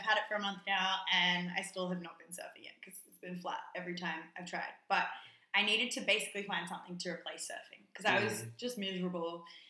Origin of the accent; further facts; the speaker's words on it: Sydney, New South Wales, Australia; moved away as an adult; now in Netherlands; So I am from Sydney, Australia, if you can't hear the accent. I moved to the Netherlands in January 2020